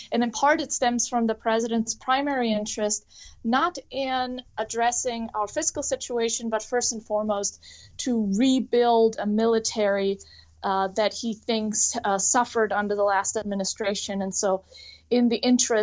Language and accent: English; Germany; now in United States; I'm an immigrant from Germany